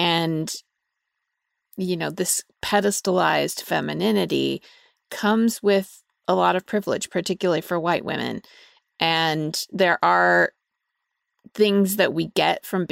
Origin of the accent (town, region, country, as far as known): Utah, United States